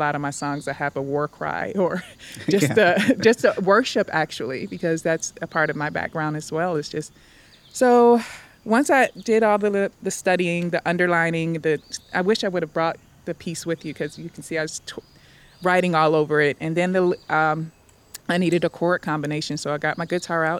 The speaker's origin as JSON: {"language": "English", "town": "Detroit", "region": "Michigan", "country": "United States", "also_born_or_lived": "Kentucky / Arkansas", "moved": "as an adult", "lives_now": "Atlanta, United States", "said": "I'm from Detroit, where we love ourselves"}